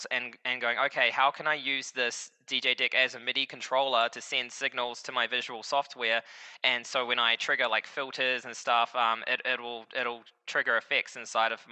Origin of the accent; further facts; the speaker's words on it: New Zealand; now in Costa Rica; I'm currently based in Costa Rica, but I'm from New Zealand originally